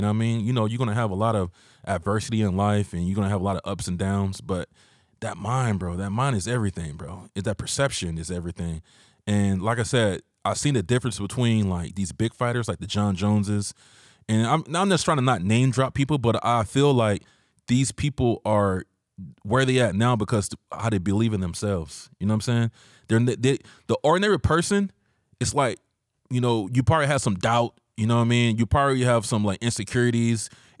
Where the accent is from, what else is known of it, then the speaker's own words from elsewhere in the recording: Georgia, United States; now in San Diego, United States; I'm from Georgia originally.